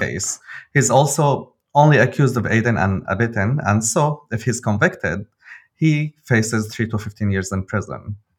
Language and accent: English; Damascus, Damascus Governorate, Syria; now in Berlin, Germany; I'm a journalist from Damascus, living now in Berlin